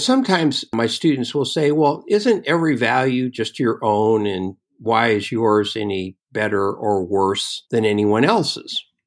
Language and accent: English; Oakland, California, United States; I grew up in Oakland, California, and inside Oakland, there is an Italian district called the Temescal district